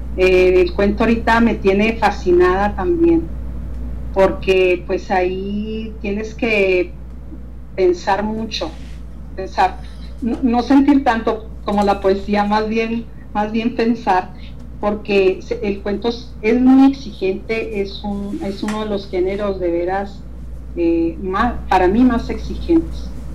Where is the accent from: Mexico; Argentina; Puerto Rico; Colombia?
Mexico; Hidalgo del Parral, Chihuahua; Parral, que es mi ciudad natal aquí, Parral, Chihuahua